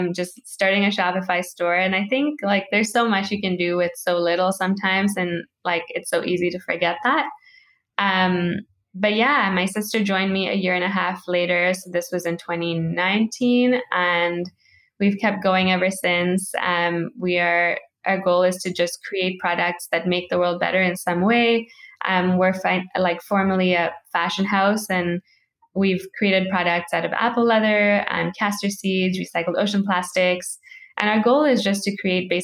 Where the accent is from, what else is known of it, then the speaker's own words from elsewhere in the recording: Kenya; moved away; I grew up in Kenya